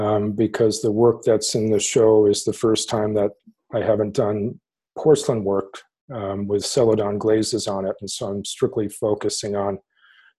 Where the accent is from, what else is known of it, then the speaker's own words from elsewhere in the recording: South Central Massachusetts, United States; I grew up in South Central Massachusetts in tobacco country